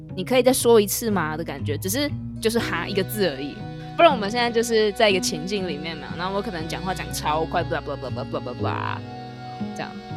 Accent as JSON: {"language": "Chinese", "country": "Taiwan", "said": "这是我们台湾人就撑场面的用法"}